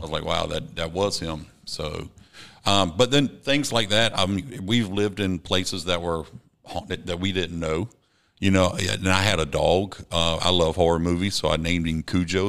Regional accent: Savannah, Georgia, United States; also born or lived in Columbia, South Carolina; I grew up in Windsor Forest, but in Georgetown

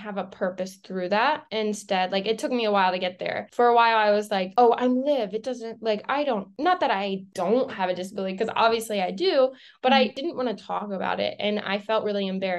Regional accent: Lancaster, Pennsylvania, United States; I grew up in Pennsylvania in a really small town in Lancaster, about like 5,000 people

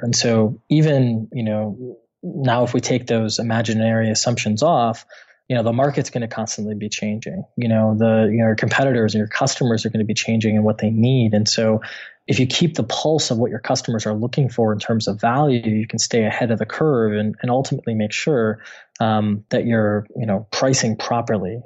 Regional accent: Midwest, United States; I'm from the Midwest in the States

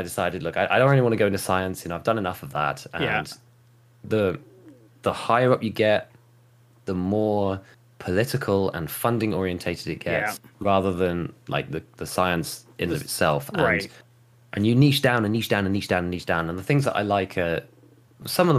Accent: West Midlands, United Kingdom; I grew up in the West Midlands, out in the countryside, basically

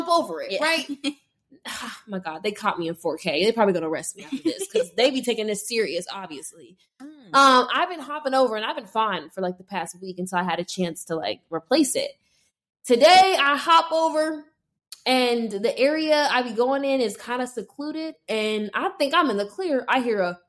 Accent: Las Vegas, Nevada, United States; now in New York, United States; I'm from Las Vegas

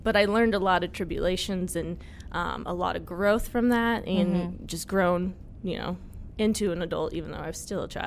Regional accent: Wichita, Kansas, United States; also born or lived in Andover, Kansas; Born and raised in the Wichita area, and I went to high school in Andover, so... I've never left Kansas

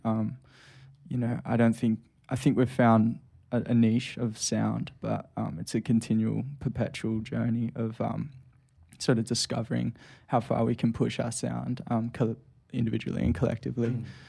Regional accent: Sydney, New South Wales, Australia; we're all from the Northern Beaches. We all live within five minutes of each other.

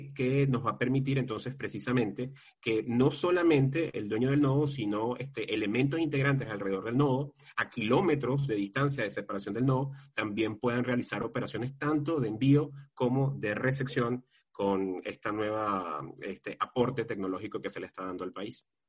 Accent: Valencia, Carabobo, Venezuela; mi ciudad de origen, mi ciudad natal, que es Valencia. Valencia es la ciudad industrial por referencia de Venezuela

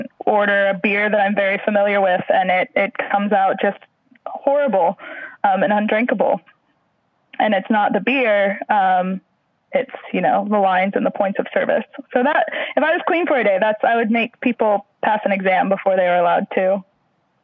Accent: Missouri, United States; moved away as an adult; also born or lived in Houston / Louisiana; now in Cairns, Australia; I grew up in Missouri

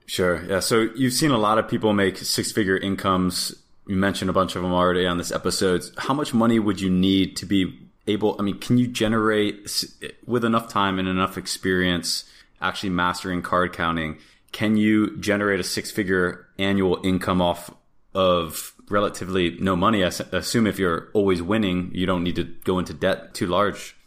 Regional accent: Florida, United States; I grew up in Florida

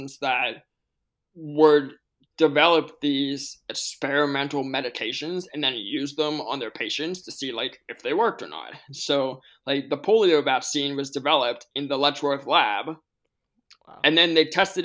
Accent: Pittsburgh, Pennsylvania, United States; my hometown is Pittsburgh

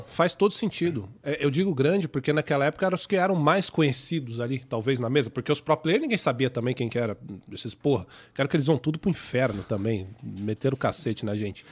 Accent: São Paulo, Brazil; accent: paulista; o meu sotaque de paulista

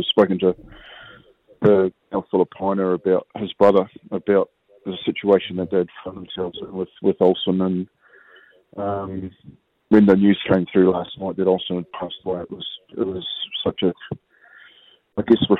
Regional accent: Kaikohe, Northland, New Zealand; we're from the same hometown. We're both from Kaikoui, up north, and both Māori, you know what I mean? So we're proud Māori

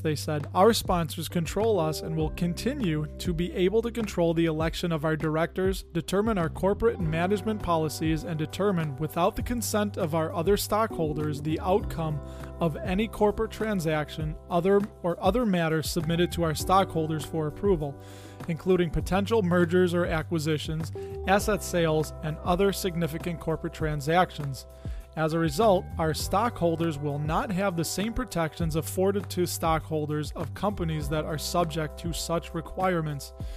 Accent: Chicago, Illinois, United States; Growing up in the Chicago area, there was a lot of Latin and a lot of Italian people that I grew up around

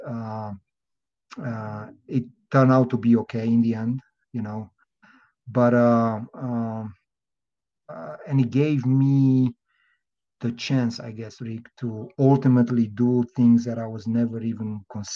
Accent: Transylvania, Romania; moved away as an adult; also born or lived in Miami; now in United States; I was born and raised in Romania. Transylvania, out of all places

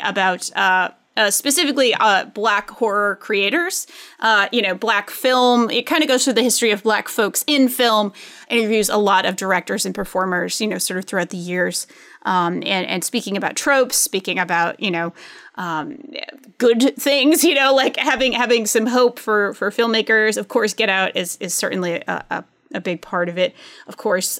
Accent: United States; being American

